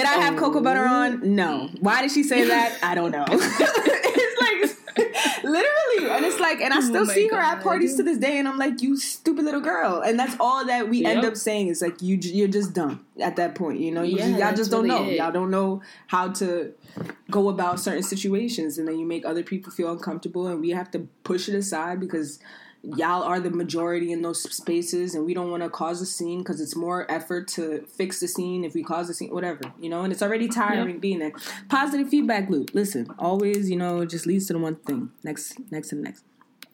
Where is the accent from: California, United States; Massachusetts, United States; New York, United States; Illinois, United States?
New York, United States; New York City; growing up in New York City being, you know, I feel like there's a lot of diversity